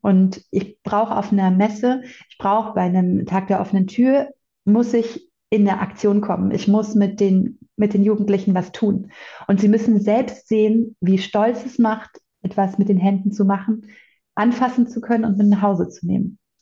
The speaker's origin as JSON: {"language": "German", "region": "Bavaria", "country": "Germany", "said": "bei uns in Bayern"}